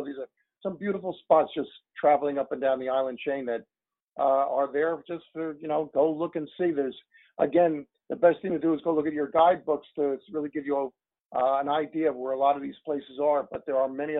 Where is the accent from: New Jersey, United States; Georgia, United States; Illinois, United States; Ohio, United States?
New Jersey, United States; we're from New Jersey where there's a lot of boats